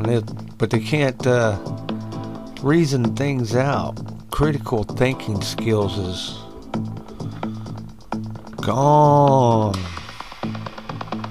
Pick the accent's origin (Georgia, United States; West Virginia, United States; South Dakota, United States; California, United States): West Virginia, United States; moved away; I'd have to go back to West by God, Virginia to run for some kind of office on people I know